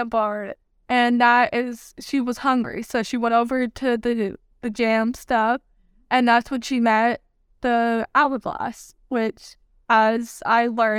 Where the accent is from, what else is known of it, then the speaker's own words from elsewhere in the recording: New York, United States; born there; also born or lived in Germany / Texas / Oklahoma; Okay, I was born in New York. We moved around a lot, so I moved to Germany, I've been to Texas back and forth, I've been to Oklahoma.